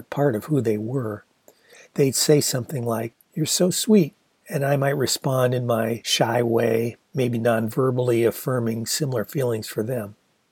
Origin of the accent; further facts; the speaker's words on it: Ann Arbor, Michigan, United States; the best restaurant in Ann Arbor, the Gandhi Dancer